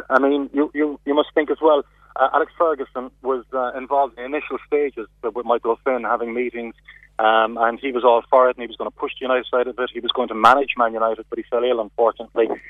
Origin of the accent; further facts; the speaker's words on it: Cork, Munster, Ireland; accent: Cork; my Cork accent